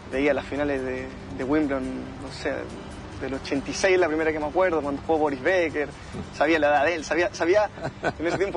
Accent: La Reina, Santiago Metropolitan Region, Chile; En La Reina.

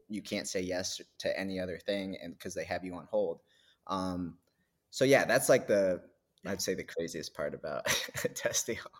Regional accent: New Hampshire, United States; I grew up in New Hampshire

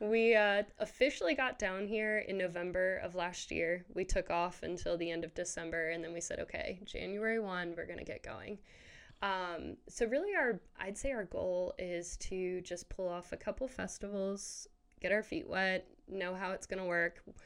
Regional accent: Maryland, United States; moved away as an adult; now in Waco, United States; we're originally from Maryland

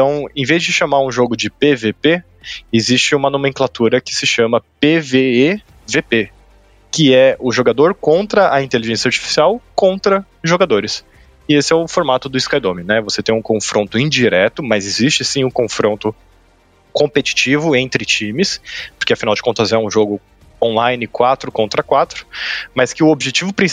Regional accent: Brazil; é um sobrenome alemão, tá? Mas eu sou brasileiro

